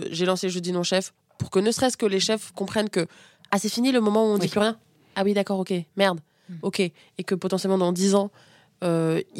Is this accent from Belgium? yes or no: no; Niamey, Niger; born there; je suis née au Niger, donc Afrique de l'Ouest, à Niamey. J'étais euh, j'ai été abandonnée sur un lit d'hôpital quand j'avais 4 jours. Et je me suis retrouvée dans un orphelinat dans lequel j'étais la seule fille, à Niamey.